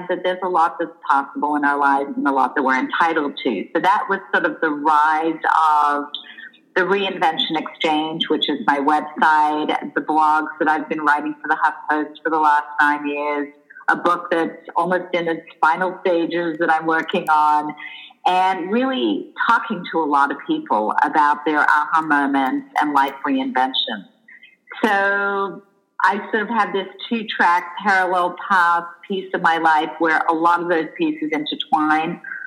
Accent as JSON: {"language": "English", "country": "Australia", "tie": "born or raised there", "also_born_or_lived": "Israel / Los Angeles, United States", "moved": "yes", "said": "I grew up in Australia. I lived in Israel and moved to LA as a teenager."}